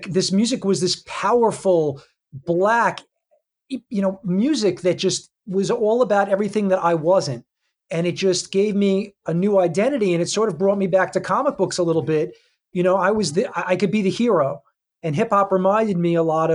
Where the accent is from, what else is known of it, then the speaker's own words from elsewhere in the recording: Lawrence, New York, United States; I grew up in Lawrence, Long Island